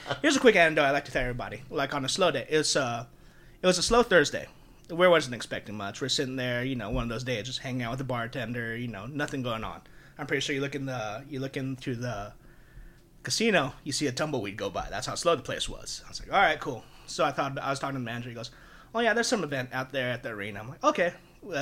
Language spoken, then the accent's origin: English; Philippines; now in Las Vegas, United States; I'm Filipino